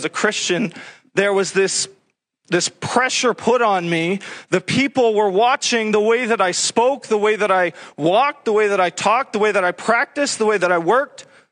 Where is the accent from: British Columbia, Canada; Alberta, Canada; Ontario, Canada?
Ontario, Canada; Sudbury; I'm from Sudbury, where nickel mining is a big industry.